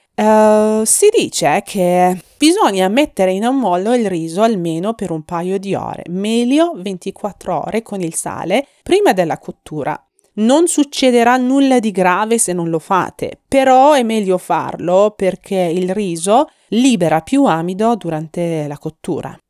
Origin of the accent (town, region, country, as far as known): Iran